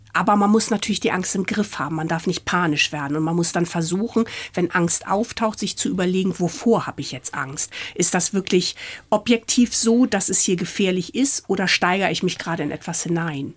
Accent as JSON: {"language": "German", "town": "Ahrensburg", "region": "Schleswig-Holstein", "country": "Germany", "tie": "born or raised there", "also_born_or_lived": "Hamburg / Munich", "moved": "as an adult", "said": "Meine Kindheit habe ich auf dem Plattenland bei Hamburg verbracht"}